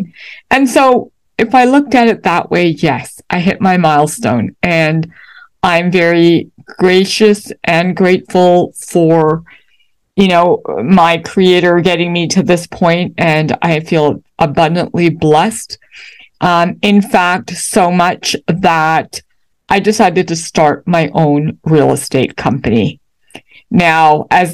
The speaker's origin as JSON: {"language": "English", "town": "Toronto", "region": "Ontario", "country": "Canada", "tie": "born or raised there", "moved": "as an adult", "lives_now": "United States", "said": "Though I am American by birth, you know, my parents had moved to Canada when I was young"}